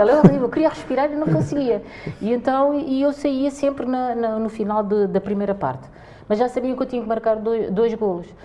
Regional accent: Cape Verde; now in Portugal; somos cabo-verdianos

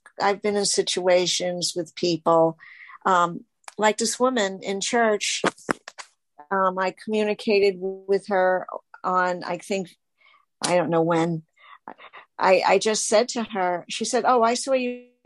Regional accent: New York, United States; I'm from New York

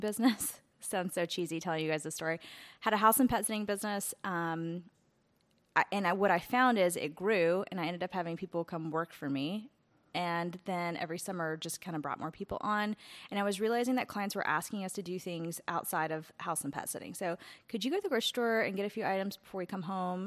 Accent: Asheville, North Carolina, United States; I grew up in Asheville

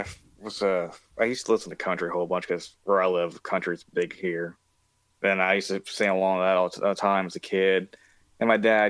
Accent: West Virginia, United States; I am from West Virginia.

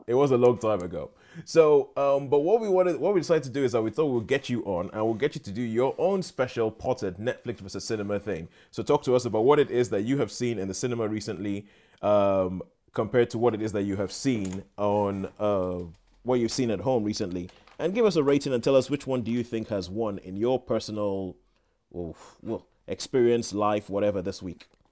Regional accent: Nigeria; moved away; I'm Nigerian, grew up in Nigeria

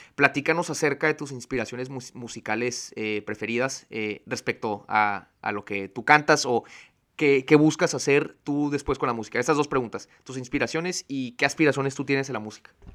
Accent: Tijuana, Baja California, Mexico; creciendo aquí en Tijuana

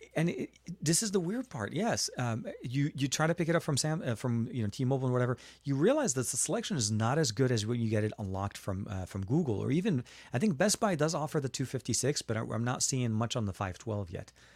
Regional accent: Lebanon; now in United States; I was born in Lebanon and I'm, I live in the U S right now

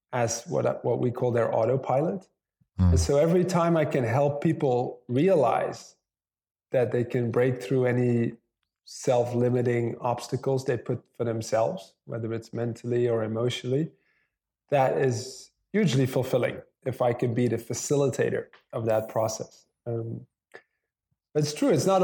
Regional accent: Netherlands; moved away as an adult; now in Chiang Mai, Thailand; I'm actually from the Netherlands originally, but been living in Thailand, Chiang Mai, Thailand for the last 12 years

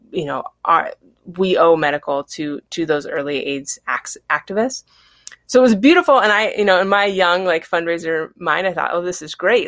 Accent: Battle Ground, Washington, United States; I grew up in Battleground

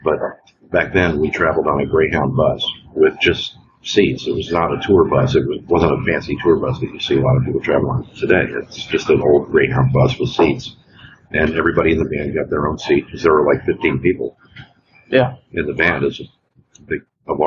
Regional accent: Indianapolis, Indiana, United States; I was born in Indianapolis.

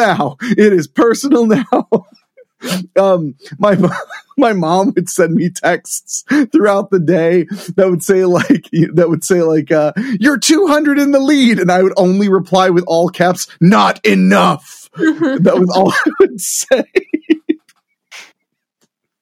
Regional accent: Midwest, United States; I'm from the Midwest. I work in show business in the Midwest

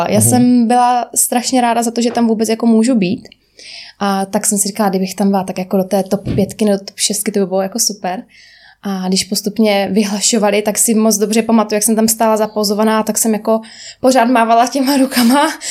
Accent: Rožnov pod Radhoštěm, Zlín Region, Czechia; also born or lived in Prague; je mi 27 roku, pocházím z Rožnova a teď se momentálně nacházím v Praze

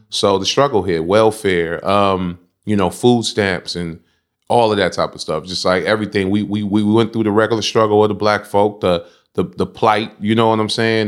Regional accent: San Francisco, California, United States; growing up in the Banacas, it was, it was a How can I say? It, it wasn't public, it was public housing

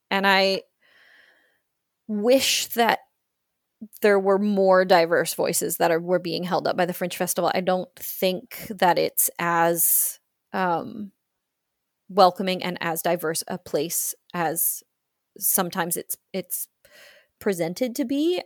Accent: Australia; accent: Australian; my Australian accent

